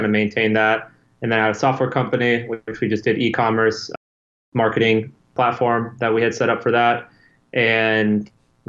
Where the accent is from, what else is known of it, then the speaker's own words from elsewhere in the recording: Chapel Hill, North Carolina, United States; now in Wilmington, United States; I am originally from Chapel Hill, North Carolina, which is about 2 hours from Wilmington.